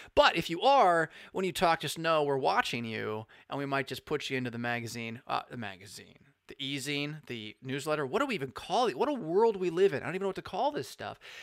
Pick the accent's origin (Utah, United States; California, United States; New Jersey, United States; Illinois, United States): California, United States; I am from Cali